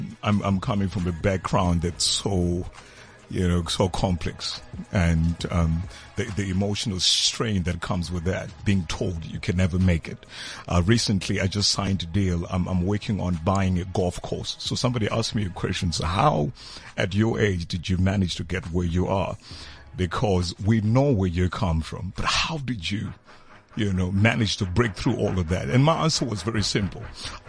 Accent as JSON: {"language": "English", "country": "South Africa", "tie": "born or raised there", "also_born_or_lived": "Ghana", "said": "I'm solid South African."}